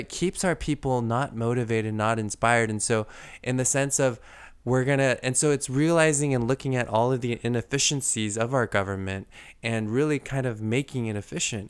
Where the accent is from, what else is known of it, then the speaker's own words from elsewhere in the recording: United States; us as the American people